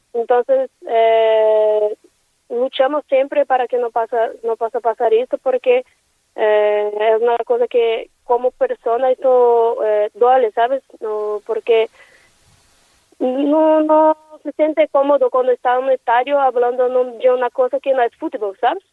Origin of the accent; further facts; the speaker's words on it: Brazil; Spanish is a second language; moved away as an adult; now in Valencia, Spain; como brasileña